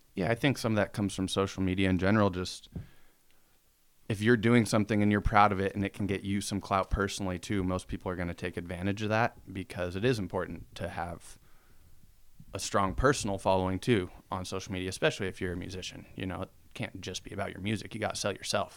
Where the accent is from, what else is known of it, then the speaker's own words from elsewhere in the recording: Spokane, Washington, United States; growing up in Spokane